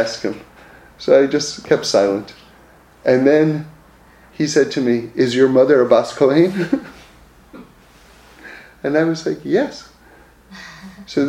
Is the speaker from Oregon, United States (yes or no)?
no; New York City, New York, United States; I grew up in New York City in an apartment building